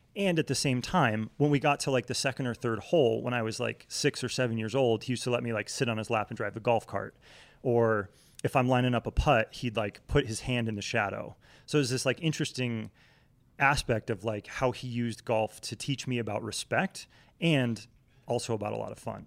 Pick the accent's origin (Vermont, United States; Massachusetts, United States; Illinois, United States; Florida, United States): Vermont, United States; moved away as an adult; also born or lived in Connecticut / Oklahoma City; now in Salt Lake City, United States; growing up in New England, right, like, I, I was born in Connecticut, grew up in Vermont